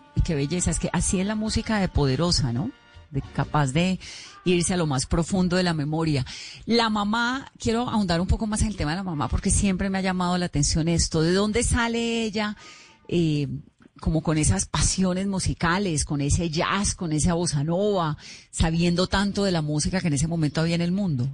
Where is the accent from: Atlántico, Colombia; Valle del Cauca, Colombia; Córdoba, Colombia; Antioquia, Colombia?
Valle del Cauca, Colombia; Cali; yo soy caleña